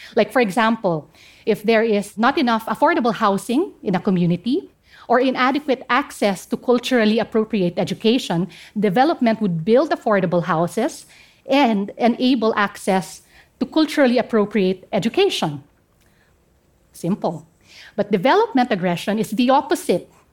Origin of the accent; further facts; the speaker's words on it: Central Mountain Range, Cordillera Administrative Region, Philippines; first language Kankanaey; English is a second language; I come from the Central Mountain Range of the northern part of the Philippines.